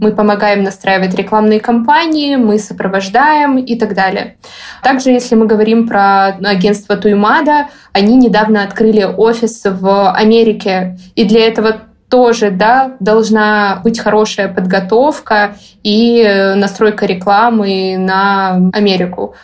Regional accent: Saint Petersburg, Russia; moved away as an adult; also born or lived in Moscow, Russia; now in Dubai, United Arab Emirates; Я сама из Петербурга

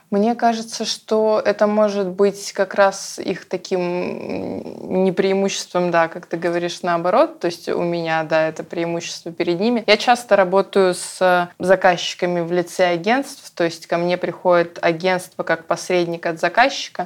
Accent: Yoshkar-Ola, Mari El, Russia; я побыла дома в Ешкарале

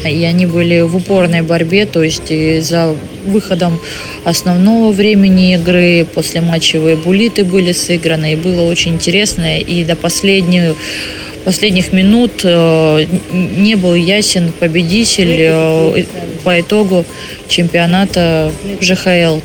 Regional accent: Khabarovsk, Khabarovsk Krai, Russia; now in Ufa, Russia; в городе Хабаровске, откуда я родом

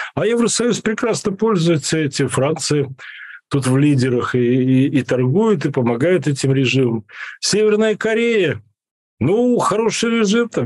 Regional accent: Belarus

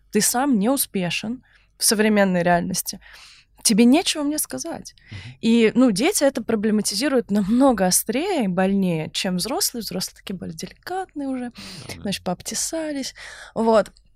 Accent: Saint Petersburg, Russia; Я просто из Санкт-Петербурга

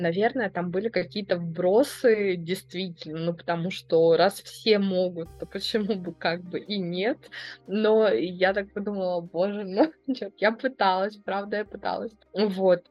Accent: Belgorod, Belgorod Oblast, Russia; moved away as an adult; also born or lived in Saint Petersburg; я родилась и выросла в Белгороде

